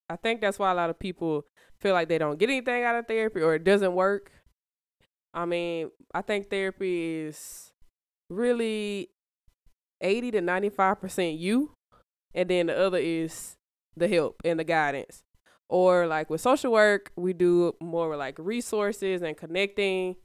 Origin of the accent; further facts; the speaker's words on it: Birmingham, Alabama, United States; I'm from Birmingham, been here my whole life.